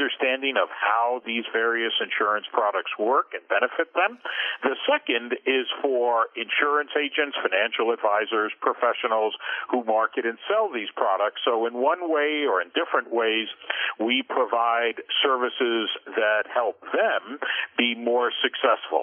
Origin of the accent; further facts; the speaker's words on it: New York City, New York, United States; New York City kid, grew up in Queens, went to high school in Manhattan and college in Brooklyn